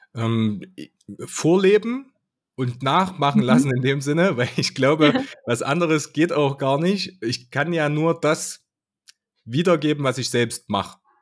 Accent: Altenburg, Thuringia, Germany; ich komme aus Altenburg, aus, aus der Skatstadt

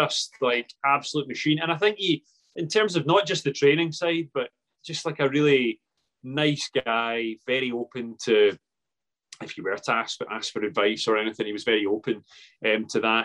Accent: Paisley, Scotland, United Kingdom; I'm from Paisley

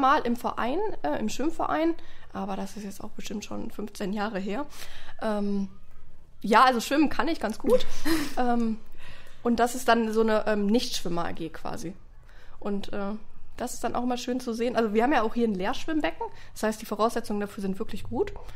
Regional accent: Oberhausen, North Rhine-Westphalia, Germany; ich komme gebürtig aus Oberhausen

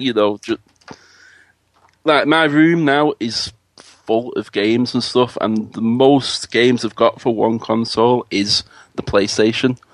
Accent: Manchester, North West England, United Kingdom; I'm from Manchester, the the rainy city, as we call it over here

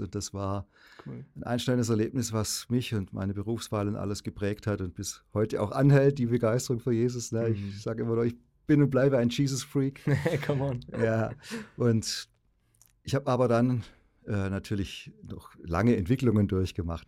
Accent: Ravensburg, Baden-Württemberg, Germany; ich bin 64 in Ravensburg, Oberschwaben geboren, gut katholisch aufgewachsen im besten Sinne

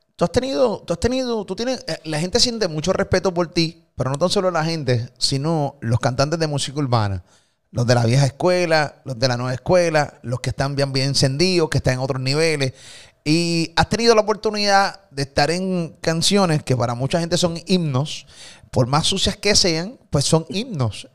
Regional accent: Puerto Rico; de Puerto Rico

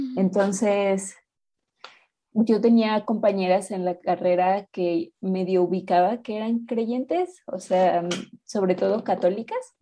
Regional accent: Mexico City, Mexico; soy de México, de la Ciudad de México.

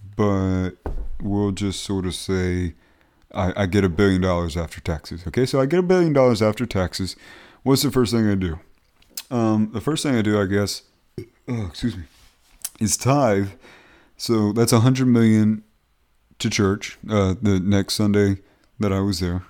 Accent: Beaufort, South Carolina, United States; moved away; my hometown of Beaufort, South Carolina

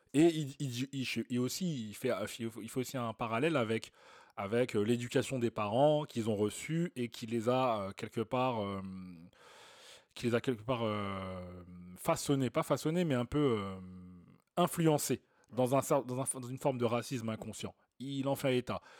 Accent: Clichy-sous-Bois, Île-de-France, France; on est des mecs de cité, hein, on a grandi à Clichy-sous

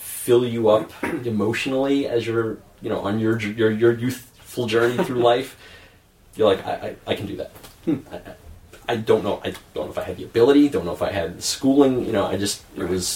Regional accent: Lawrence, New York, United States; I grew up in Lawrence, New York. It's south shore of Long Island

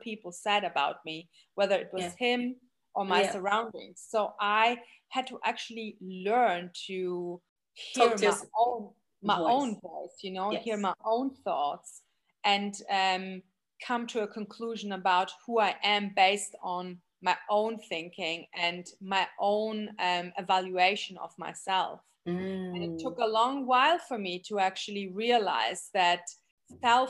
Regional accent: Germany; moved away; we grew up in Germany

